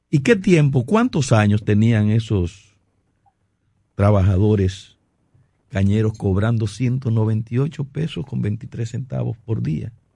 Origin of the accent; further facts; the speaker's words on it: Puerto Plata, Dominican Republic; moved away; Yo vengo de Puerto Plata, donde, reside, donde me desarrollé inicialmente en mi vida